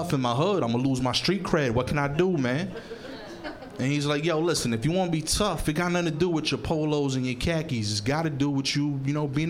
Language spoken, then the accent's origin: English; New York City, New York, United States; I'm from East New York, Brooklyn